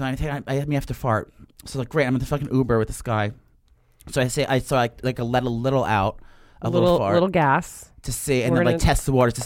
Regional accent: New Jersey, United States; I'm from New Jersey, and their flagship store is in Short Hills Mall, where I started my career at the Mac store when I worked there when I was like 18 after school

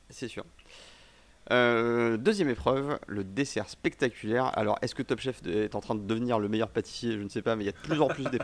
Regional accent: Switzerland; il est français que, comme je suis suisse.

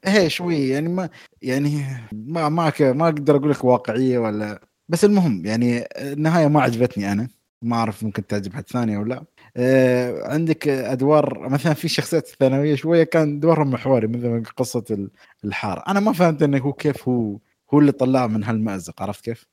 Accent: United Arab Emirates; انا اماراتي

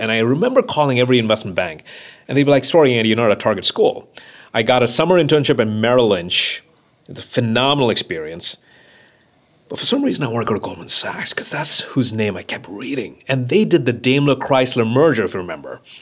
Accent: Mumbai, Maharashtra, India; moved away; growing up in Mumbai in that small apartment

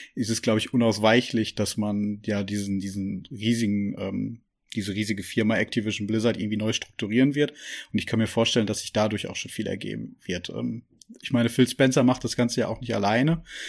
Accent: Germany; bei uns hier in Deutschland

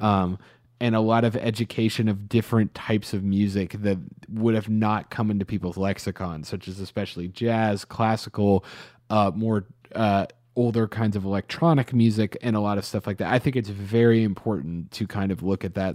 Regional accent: Atlanta, Georgia, United States; growing up in Atlanta

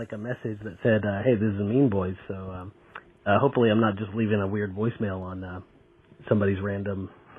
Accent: United States; moved away as an adult; now in Japan; I'm calling from Japan. I'm from America, but I've been living here for about 7 years

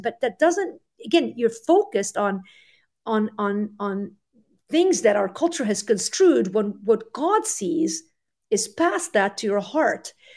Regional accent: Lebanon; moved away; I grew up in Lebanon in the 80s. We moved in 87.

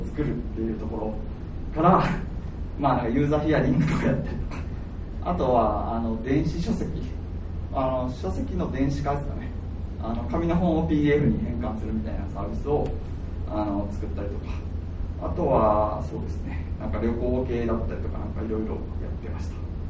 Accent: Kyoto, Japan; moved away as an adult; also born or lived in Hakodate; 自分は京都出身で

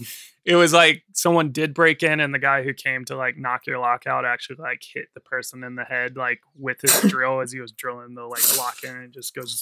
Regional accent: the South, United States; I'm from the South. Everything sounds like that.

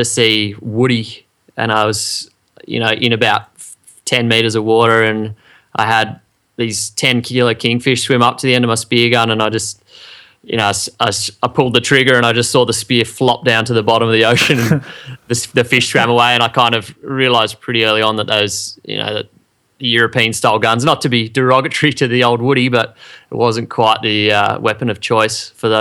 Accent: Sydney, New South Wales, Australia; growing up in Sydney

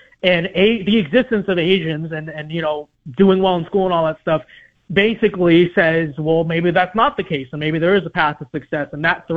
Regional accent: Los Angeles, California, United States; I grew up in Los Angeles. And I went to public school in Los Angeles

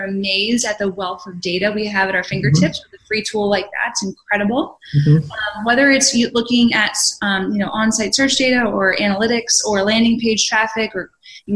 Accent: Philadelphia, Pennsylvania, United States; I'm from Philly

